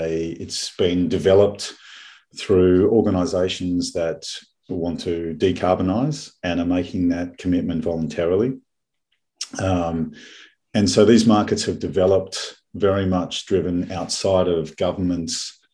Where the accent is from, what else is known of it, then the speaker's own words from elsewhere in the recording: Melbourne, Victoria, Australia; moved away as an adult; also born or lived in Singapore / United States; now in Switzerland; but I'm not a Queenslander. No, I'm born and bred in Melbourne.